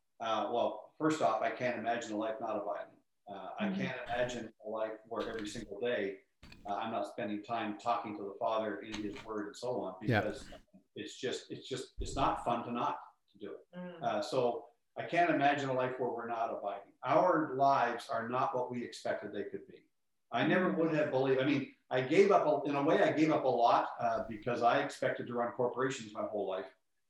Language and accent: English; Northeast, United States; now in Texas, United States; we're from the Northeast, we should be able to keep our house at 68 degrees.